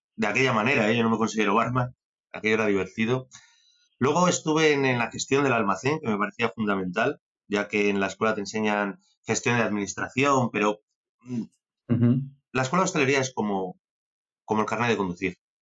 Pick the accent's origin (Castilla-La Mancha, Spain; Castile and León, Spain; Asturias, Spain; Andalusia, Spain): Castile and León, Spain; Benavente; moved away as an adult; also born or lived in San Sebastián; yo soy un, un benaventano de pro, soy un chaval de Benavente que, que su padre tenía restaurantes